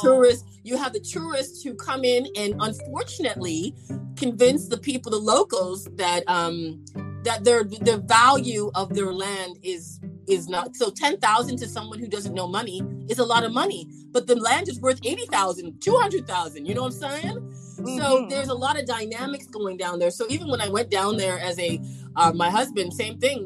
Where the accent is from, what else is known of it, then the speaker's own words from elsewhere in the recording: Canada; I'm from Canada